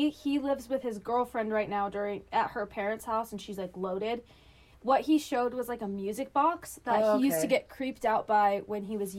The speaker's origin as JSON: {"language": "English", "region": "Utah", "country": "United States", "moved": "yes", "said": "I'm from Utah."}